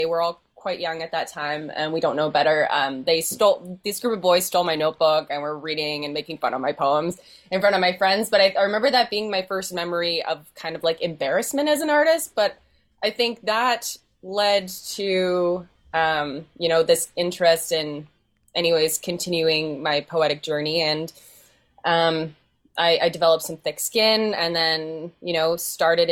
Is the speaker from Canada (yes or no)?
yes; Winnipeg, Manitoba, Canada; also born or lived in Headingley; I grew up in Winnipeg, and my family moved to Headingley during the before times